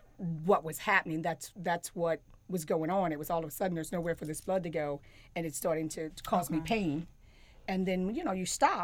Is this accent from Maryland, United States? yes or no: yes; Maryland, United States; moved away as an adult; now in Charlotte, United States; And I guess I'm actually from Maryland. I've been in North Carolina 30-some years, so I actually claim North Carolina, Charlotte, as home now.